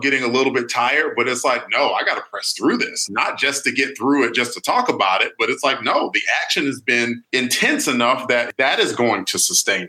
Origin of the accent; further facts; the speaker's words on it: United States; I'm American